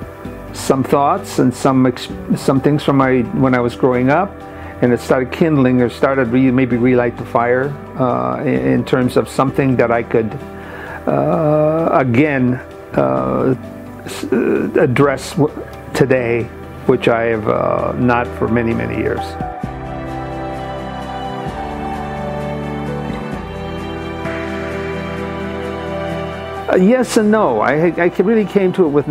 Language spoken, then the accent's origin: English; Midwest, United States; moved away as an adult; now in Pasadena, United States; I grew up in the Midwest